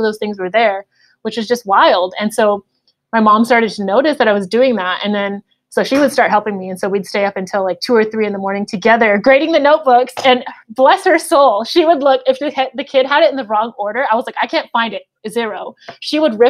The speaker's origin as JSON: {"language": "English", "country": "United States", "tie": "born or raised there", "said": "I taught in the same district that I grew up in Pittsburgh Unified School District"}